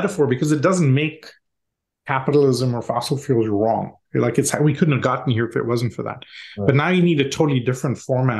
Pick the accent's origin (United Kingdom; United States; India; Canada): India; I grew up in India.